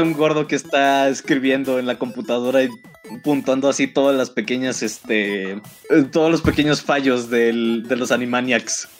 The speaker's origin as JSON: {"language": "Spanish", "town": "Toluca", "region": "State of Mexico", "country": "Mexico", "said": "yo soy de Toluca Estamos casi casi al ladito de CDMX."}